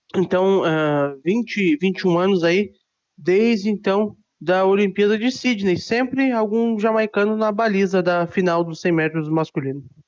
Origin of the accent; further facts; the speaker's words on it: Osasco, São Paulo, Brazil; eu sou de Osasco